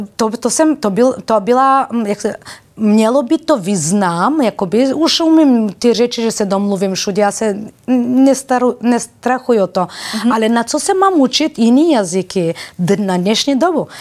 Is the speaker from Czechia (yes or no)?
no; Bulgaria; Czech is a second language; also born or lived in Balkans; now in Czech Republic; když jsem přišla z Bulharska